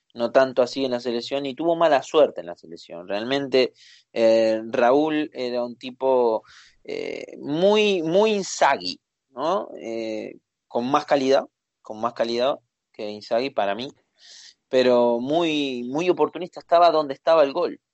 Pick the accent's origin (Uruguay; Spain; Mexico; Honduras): Uruguay; Soy uruguayo